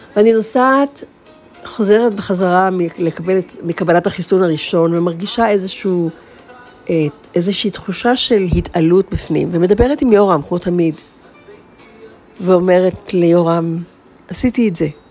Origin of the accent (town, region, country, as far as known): Israel; first language Hebrew; moved away